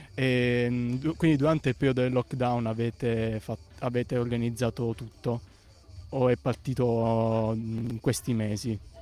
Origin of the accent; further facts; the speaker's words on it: Ostuni, Apulia, Italy; io sono ostunese, perciò parliamo la stessa lingua